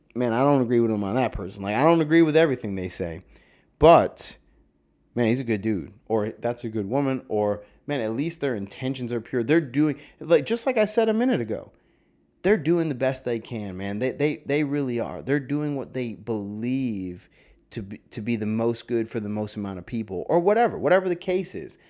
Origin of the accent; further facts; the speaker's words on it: New York, United States; I'm from a small town like yeah I'm from New York